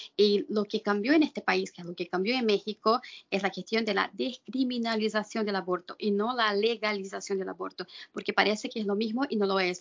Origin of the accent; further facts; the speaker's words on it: Brazil; vengo de Brasil